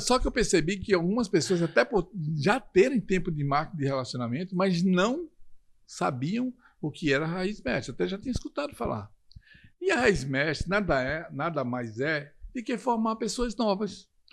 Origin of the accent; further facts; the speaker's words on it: Recife, Pernambuco, Brazil; moved away; quando eu desço no aeroporto em Recife, que é a minha terra natal